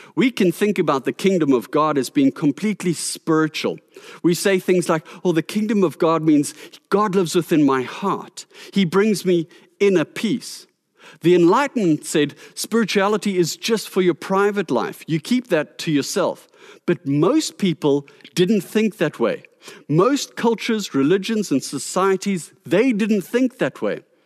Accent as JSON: {"language": "English", "country": "South Africa", "said": "our responsibility as South African citizens"}